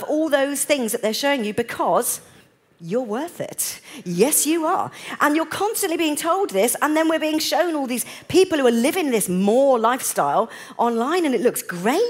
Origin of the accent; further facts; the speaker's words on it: United Kingdom; I'm British